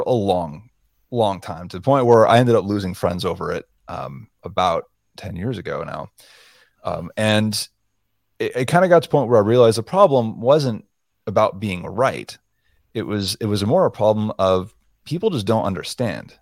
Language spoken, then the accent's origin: English; South Florida, United States; moved away; also born or lived in Montana; I was born and raised in South Florida